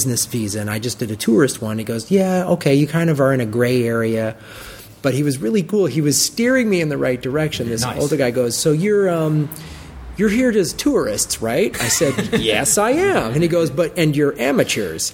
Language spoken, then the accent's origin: English; Chicago, Illinois, United States; I'm from Chicago